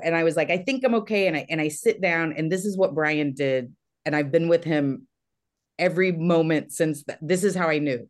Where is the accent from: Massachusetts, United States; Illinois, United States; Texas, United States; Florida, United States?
Texas, United States; moved away; also born or lived in Los Angeles; I'm from Texas, but I was in L